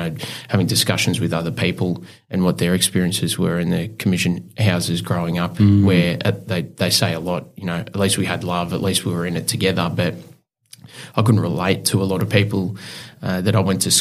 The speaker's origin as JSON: {"language": "English", "town": "Clifton Springs", "region": "Victoria", "country": "Australia", "tie": "born or raised there", "also_born_or_lived": "Geelong", "said": "We grew up in a commission house, which was in Clifton Springs"}